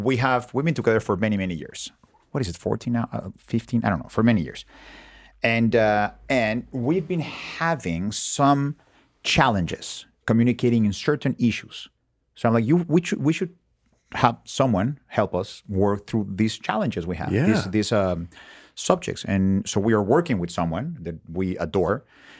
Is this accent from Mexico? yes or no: yes; Mexico; English is a second language; I'm from Mexico.